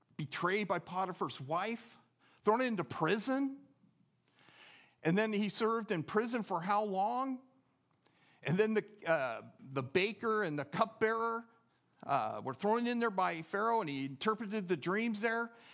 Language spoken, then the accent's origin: English; just outside of Oakland, California, United States; also born or lived in Seattle, Washington; now in Eagle River, United States; I grew up just outside of Oakland, California